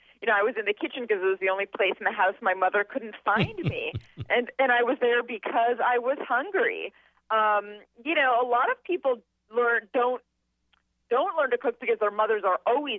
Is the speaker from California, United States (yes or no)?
yes; Los Angeles, California, United States; I grew up in Los Angeles